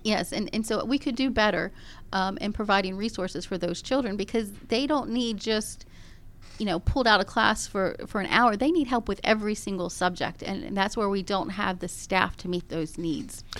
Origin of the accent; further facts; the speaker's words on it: Gwinnett County, Georgia, United States; Gwinnett County, I was born and raised in Gwinnett County